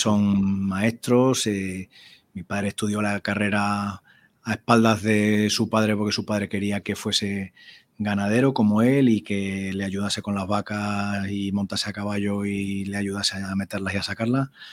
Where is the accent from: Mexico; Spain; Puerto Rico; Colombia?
Spain; en aquel ambiente rural de mi pueblo